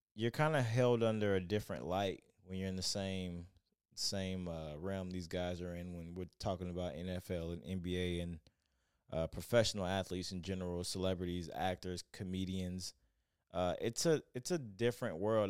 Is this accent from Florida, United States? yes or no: yes; Lakeland, Florida, United States; now in Denver, United States; I'm from Lakeland, Florida